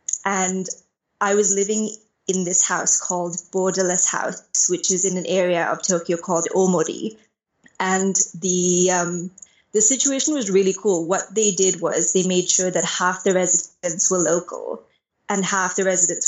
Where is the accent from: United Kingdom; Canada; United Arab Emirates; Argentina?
United Arab Emirates; Dubai; moved away as an adult; basically growing up in Dubai, like I moved there when I was 5 and I left when I was 19, was like I was surrounded by TCKs.